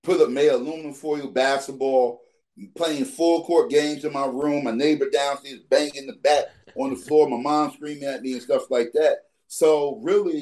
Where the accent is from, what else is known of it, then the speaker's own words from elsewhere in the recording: New York City, New York, United States; also born or lived in Harlem / Queens; growing up in the Bronx, you know, where we growing up in New York, we lived in Harlem, then we lived in Queens, then we moved to the Bronx.